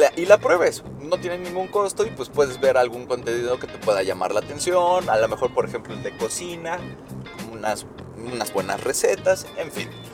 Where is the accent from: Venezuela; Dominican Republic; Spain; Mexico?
Mexico